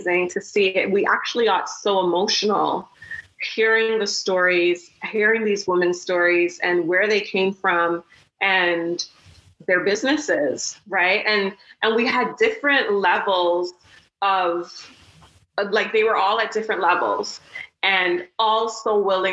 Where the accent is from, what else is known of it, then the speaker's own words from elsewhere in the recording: Toronto, Ontario, Canada; we're from Toronto